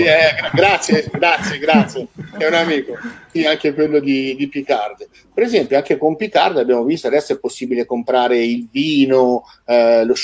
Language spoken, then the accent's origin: Italian; Chianciano Terme, Tuscany, Italy; io sono di Chianciano Terme